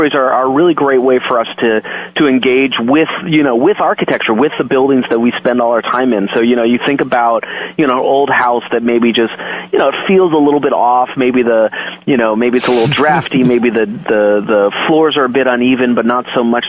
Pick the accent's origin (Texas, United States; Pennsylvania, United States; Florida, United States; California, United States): California, United States; San Jose; I grew up in San Jose, California